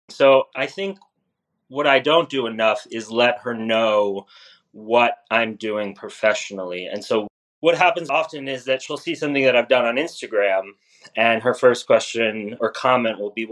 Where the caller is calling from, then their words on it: Brooklyn, New York, United States; my apartment in rainy New York in Brooklyn.